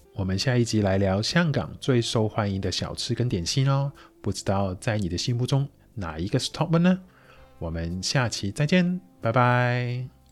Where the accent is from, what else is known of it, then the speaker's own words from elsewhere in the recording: Shanghai, China; 我们上海话会叫比兹堡，嘿兹肚